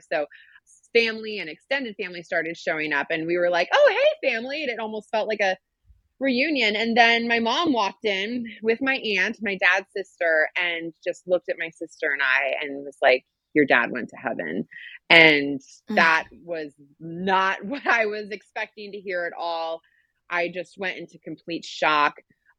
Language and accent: English; Schweinfurt, Bavaria, Germany; born there; also born or lived in California / Washington, D.C.; I grew up in a military family, very proud military family. I was born in Schweinfurt, Germany. We lived in California. Ended up in DC